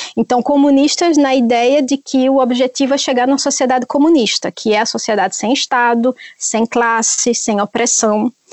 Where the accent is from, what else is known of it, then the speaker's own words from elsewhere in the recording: Northeast Region, Brazil; moved away; eu sou do Nordeste